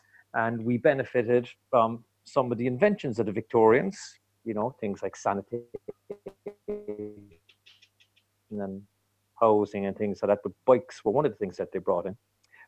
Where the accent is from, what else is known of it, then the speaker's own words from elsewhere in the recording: Cork, Munster, Ireland; moved away as an adult; now in West Cork, Ireland; I'm from Cork City, and I've been in 20 years in West Cork.